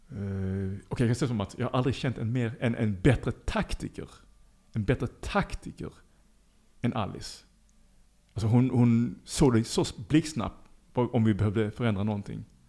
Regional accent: Lund, Skåne, Sweden; moved away as an adult; now in Liberia; jag är född i Lund

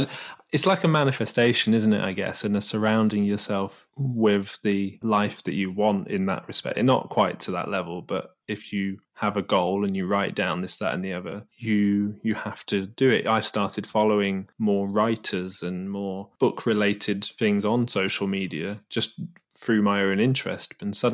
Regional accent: Manchester, North West England, United Kingdom; when we finished uni, you know, I moved back to my hometown and seeing everyone, you know, like yourself, that stayed more in and around Manchester

